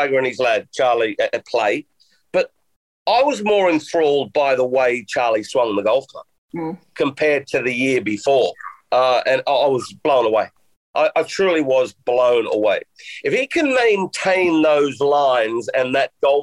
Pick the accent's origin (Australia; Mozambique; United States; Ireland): Australia; moved away; also born or lived in United Kingdom; I grew up here in Australia all the time under blue skies and it being hot